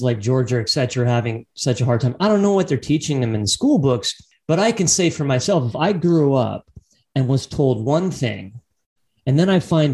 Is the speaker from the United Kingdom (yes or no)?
no; Canada; growing up in Canada and reading the history books about our Aboriginal indigenous